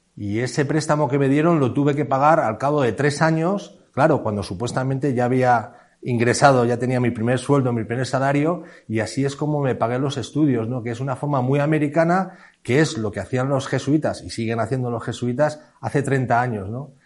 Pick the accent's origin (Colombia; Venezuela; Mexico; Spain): Spain; Madrid, Community of Madrid; also born or lived in Segovia; yo soy de Madrid y mi, toda mi familia es de Madrid